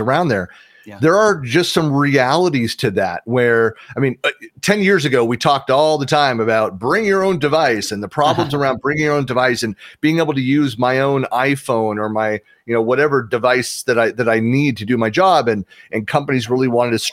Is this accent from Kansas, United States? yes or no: no; San Francisco Bay Area, California, United States; I'm born and raised in the San Francisco Bay Area.